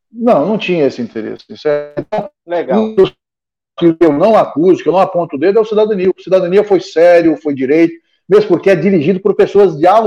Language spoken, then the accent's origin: Portuguese; Redenção, Pará, Brazil; Então, eu cresci com ele aqui em Redenção